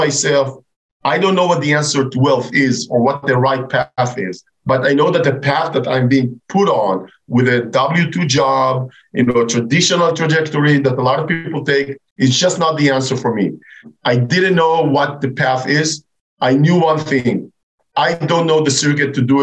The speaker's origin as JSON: {"language": "English", "country": "Israel", "moved": "as an adult", "said": "I'm originally from Israel"}